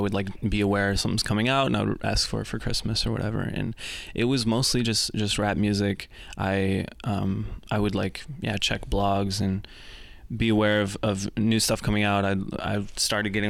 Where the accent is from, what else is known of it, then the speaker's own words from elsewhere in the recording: rural Michigan, United States; I grew up in rural Michigan.